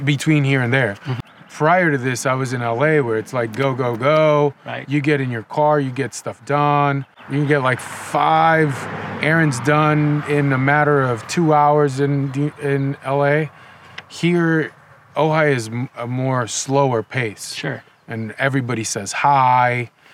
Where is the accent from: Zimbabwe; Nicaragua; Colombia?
Nicaragua; moved away as an adult; also born or lived in Los Angeles, United States; now in United States; I grew up in Nicaragua. Um, I moved to the United States in 2005